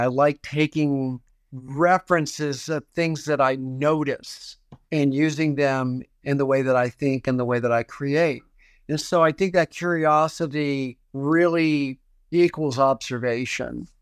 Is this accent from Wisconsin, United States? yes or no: no; Houston, Texas, United States; Growing up in Houston, Texas, I was a Reformed Jewish family